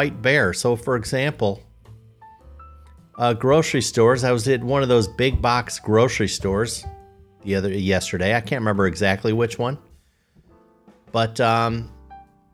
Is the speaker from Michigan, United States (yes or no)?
no; Chicago, Illinois, United States; I'm from Chicago